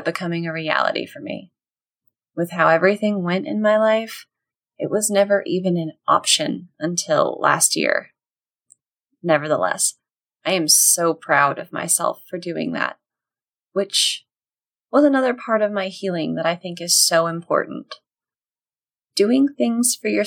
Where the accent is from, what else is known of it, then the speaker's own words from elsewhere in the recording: Texas, United States; as a Texan